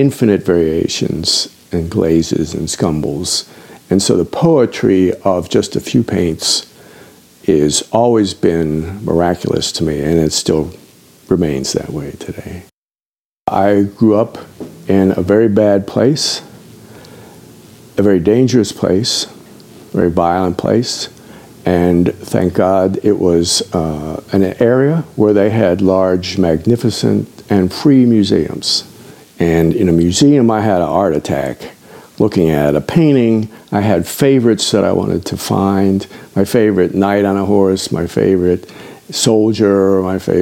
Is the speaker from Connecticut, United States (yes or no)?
no; Washington, District of Columbia, United States; I grew up in Washington, D.C., before the subway system.